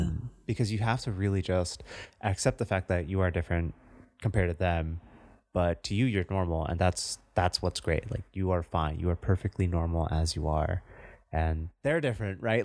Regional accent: United States; I'm still an American. I was born here.

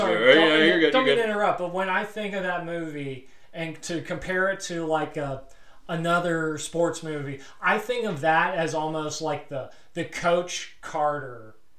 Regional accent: Wales, United Kingdom; I'm not a Mick. I'm bloody Welsh.

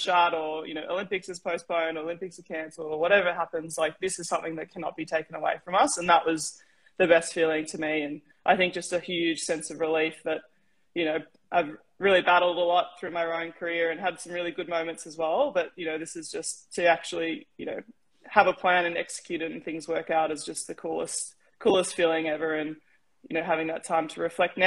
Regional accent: Australia; moved away as an adult; also born or lived in California, United States; as an Aussie

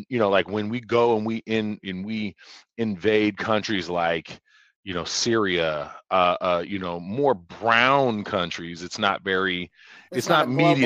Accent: United States; Because I'm American.

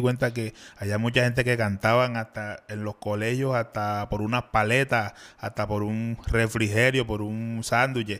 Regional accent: Cartagena, Bolívar, Colombia; yo soy de aquí de Cartagena. Ya, soy de Olaya, allá en Cartagena

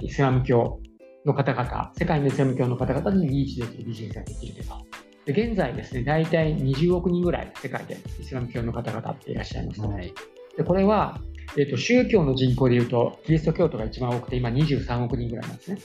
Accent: Kanagawa, Japan; 私がちっちゃい頃ってあの地元が神奈川県だったので

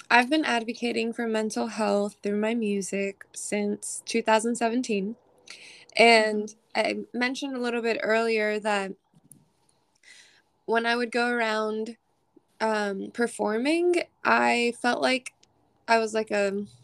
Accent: New York, United States; also born or lived in Maryland; now in Nashville, United States; I'm an alternative rock pop artist based out of Nashville. I'm originally from New York.

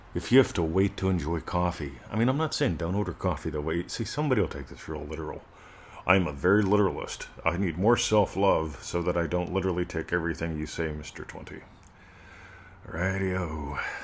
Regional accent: United States; moved away as an adult; now in Australia; being an American semi-expat and an Australian resident

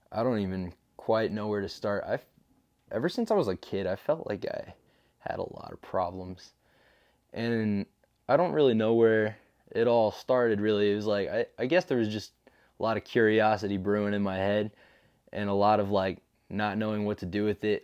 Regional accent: Alton, United States; I'm from Alton. I've been there my whole life, ever since I was, like, one years old

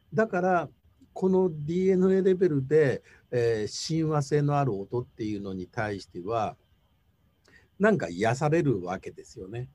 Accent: Tokyo, Japan; 東京生まれの東京育ちで

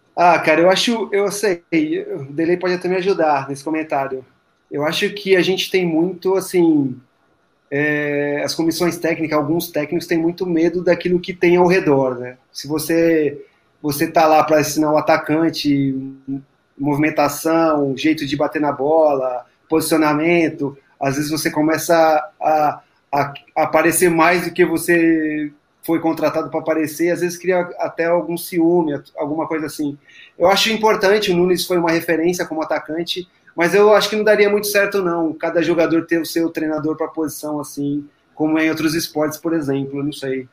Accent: Brazil; a gente, como brasileiro

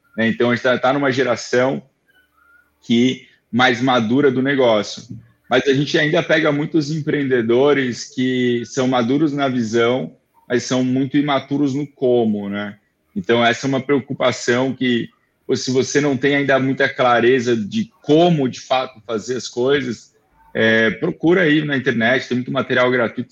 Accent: Florianópolis, Santa Catarina, Brazil; eu sou manezinho daqui, né, e, então eu nasci aqui

